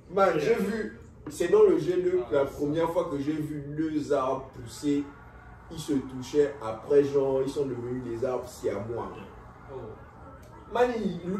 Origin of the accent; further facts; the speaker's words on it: Franceville, Haut-Ogooué, Gabon; moved away; also born or lived in Republic of the Congo; j'ai grandi à Fonceville, quoi.